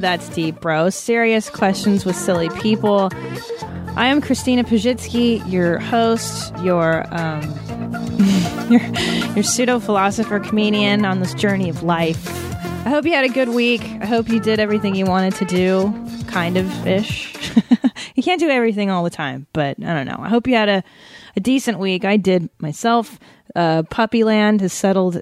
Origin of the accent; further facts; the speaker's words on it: Los Angeles, California, United States; I grew up here in San Fernando Valley